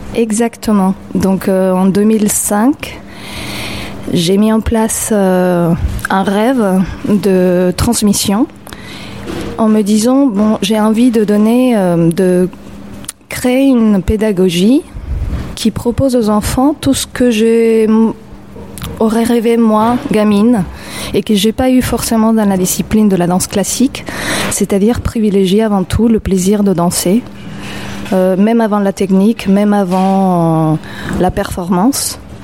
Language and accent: French; Mexico City, Mexico; French is a second language; moved away as an adult; now in Montreuil, France; quand j'étais petite à Mexico